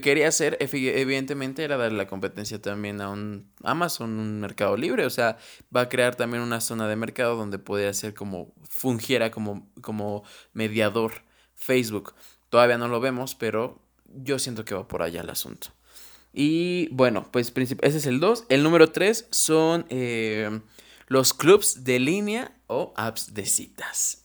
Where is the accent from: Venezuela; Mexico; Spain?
Mexico; como mexicanos, como ciudadanos